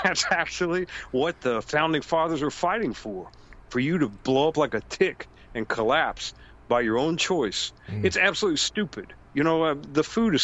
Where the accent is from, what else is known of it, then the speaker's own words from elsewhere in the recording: United States; as an American